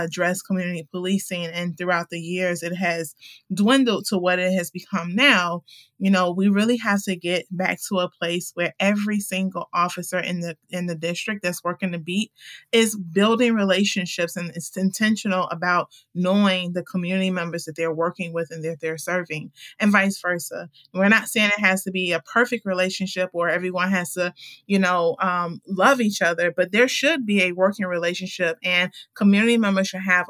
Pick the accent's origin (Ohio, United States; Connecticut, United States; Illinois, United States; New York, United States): Illinois, United States; Chicago; Born and raised, west side and south side